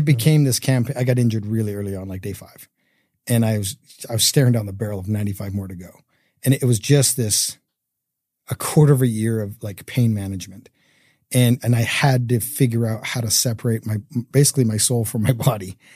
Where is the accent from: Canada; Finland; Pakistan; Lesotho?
Canada; now in Utah, United States; I grew up in Canada